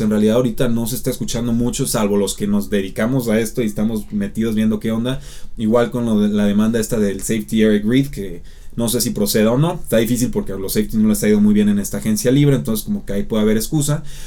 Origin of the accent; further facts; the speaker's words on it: Mexico; podemos verlo nosotros como mexicanos